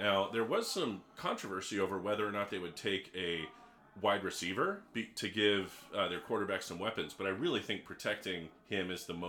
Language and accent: English; Eugene, Oregon, United States; I was born and raised in Eugene.